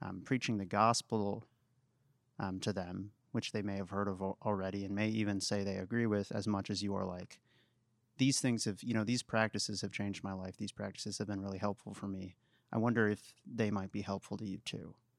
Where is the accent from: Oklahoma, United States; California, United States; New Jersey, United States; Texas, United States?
Texas, United States; Waco; I'm actually from Waco